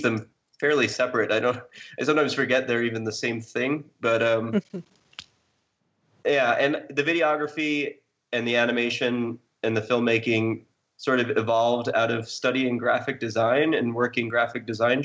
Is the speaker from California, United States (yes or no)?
no; New York, United States; I'm originally from New York